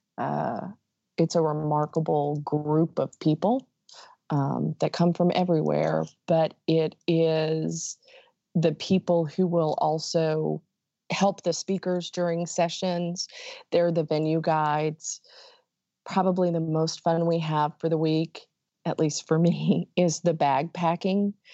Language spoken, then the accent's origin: English; Dallas, Texas, United States; I'm from the Dallas area